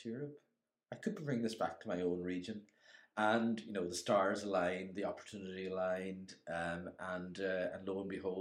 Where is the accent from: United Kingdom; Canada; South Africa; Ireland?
Ireland; Inishowen, County Donegal; moved away; I'm originally from Inishowen, but I've been gone most of my life.